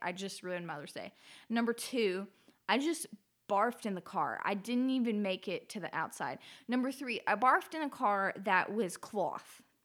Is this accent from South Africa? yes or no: no; Alaska, United States; growing up in Alaska